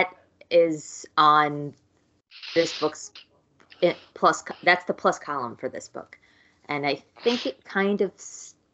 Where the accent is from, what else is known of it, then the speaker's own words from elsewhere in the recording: New York, United States; I grew up here in New York